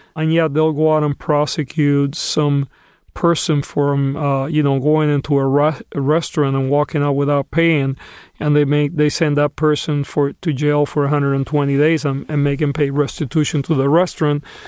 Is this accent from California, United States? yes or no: yes; Los Angeles, California, United States; my hometown happens to be the largest incarcerator in the country